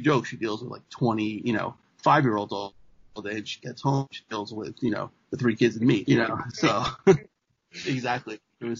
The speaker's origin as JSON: {"language": "English", "town": "New York City", "region": "New York", "country": "United States", "also_born_or_lived": "Buffalo", "lives_now": "Trumbull, United States", "said": "Yeah, and I'm originally from Queens"}